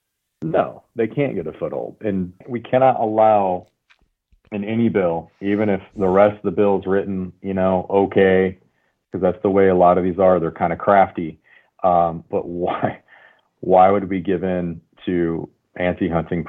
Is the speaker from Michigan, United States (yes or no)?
yes; Michigan, United States; now in California, United States; I grew up in Michigan, and I thought everybody hunted